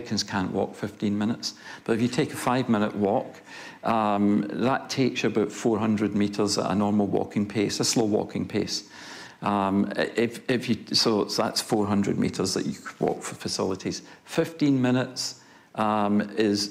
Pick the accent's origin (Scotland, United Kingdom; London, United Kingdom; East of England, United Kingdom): Scotland, United Kingdom; now in Christchurch, New Zealand; I'm Scottish